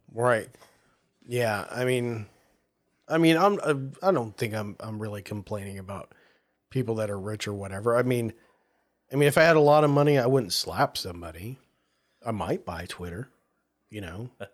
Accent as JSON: {"language": "English", "region": "the South", "country": "United States", "tie": "born or raised there", "moved": "yes", "said": "growing up in the South"}